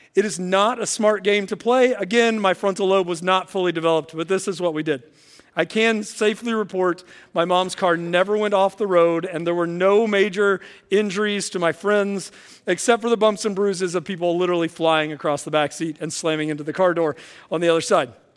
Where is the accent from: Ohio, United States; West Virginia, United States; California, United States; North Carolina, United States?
West Virginia, United States; now in Illinois, United States; I grew up in West Virginia, and I have some great memories of my childhood and teenage years growing up in West Virginia